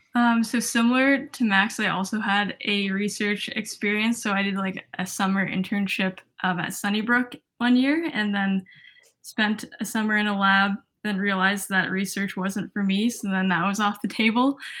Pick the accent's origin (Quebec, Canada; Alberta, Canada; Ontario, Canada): Ontario, Canada; Toronto; moved away as an adult; now in Montreal, Canada; I'm from Toronto, Ontario.